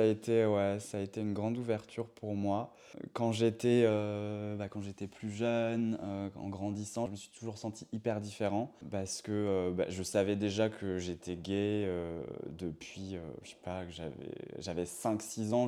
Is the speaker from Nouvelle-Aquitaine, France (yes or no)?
no; Bazouges-la-Pérouse, Brittany, France; moved away as an adult; also born or lived in Rennes; je viens de Bretagne. Je suis né à Rennes, mais je viens d'un petit village, d'une petite ville qui s'appelle Bazouge-la-Pérouse.